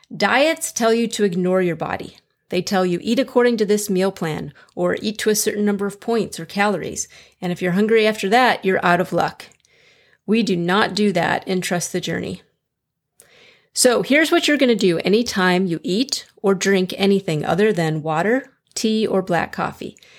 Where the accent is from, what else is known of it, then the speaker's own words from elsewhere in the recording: Chicago, Illinois, United States; moved away as an adult; now in Fort Worth, United States; I'm originally from Chicago, so I understand below zero and blizzards.